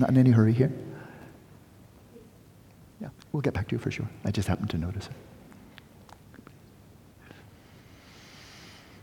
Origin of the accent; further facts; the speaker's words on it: United States; as an American